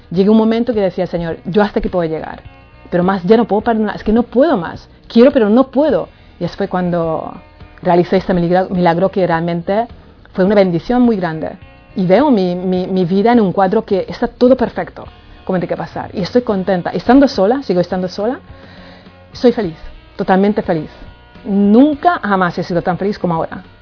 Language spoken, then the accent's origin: Spanish; Palma de Mallorca, Balearic Islands, Spain; Nosotros somos de Palma de Mallorca y claro, ahí pues eh, hay muchísima gente en la calle, mucho sol, mucho turismo